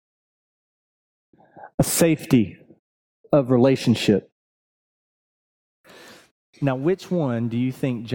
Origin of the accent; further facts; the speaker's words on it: Buford, Georgia, United States; I'm from Buford